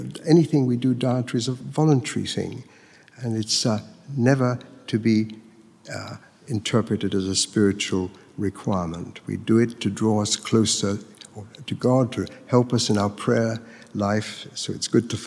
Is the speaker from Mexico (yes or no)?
yes; Mexico; moved away; I grew up in Mexico, where every day you can see the pilgrims making their way to the shrine of the Virgin of Guadalupe.